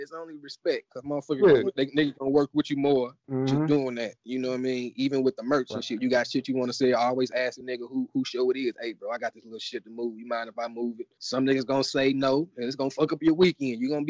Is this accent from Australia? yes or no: no; Austin, Texas, United States; Now I'm from Austin, so knowing everybody walking in that motherfucker.